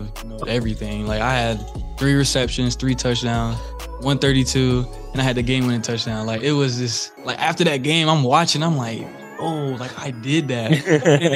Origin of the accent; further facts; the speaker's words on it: Florida, United States; I'm from Florida